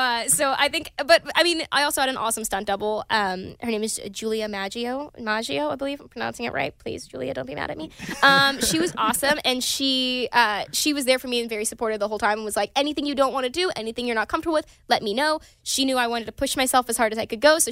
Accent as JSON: {"language": "English", "town": "Pine Bluff", "region": "Arkansas", "country": "United States", "tie": "born or raised there", "moved": "yes", "lives_now": "Los Angeles, United States", "said": "I got to take my boyfriend back to my hometown recently"}